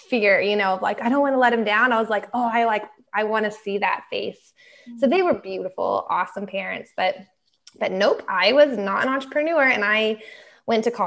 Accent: Texas, United States; growing up in Texas

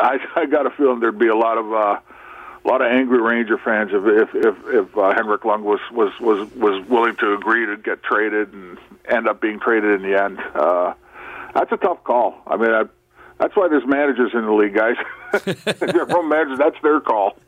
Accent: Toronto, Ontario, Canada; moved away; we grew up uh, at Birchmount and Danforth

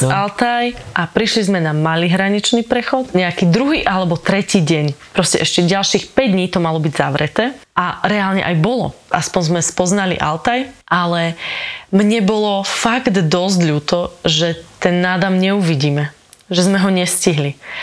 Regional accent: Kysuce, Žilina Region, Slovakia; Ja som z Kisúc

